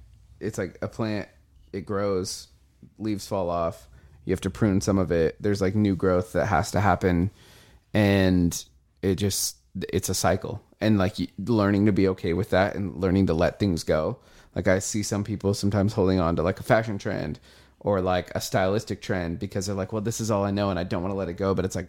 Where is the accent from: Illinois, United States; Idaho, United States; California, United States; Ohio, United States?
Idaho, United States; Nampa; I'm from Nampa, by the way.